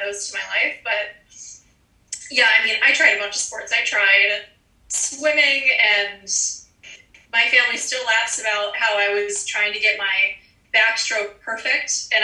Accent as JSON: {"language": "English", "town": "Kennett Square", "region": "Pennsylvania", "country": "United States", "tie": "born or raised there", "said": "I am from a suburb of Philadelphia, from Kennett Square. It's a very, you know, cute small town. I grew up, I think, pretty sheltered."}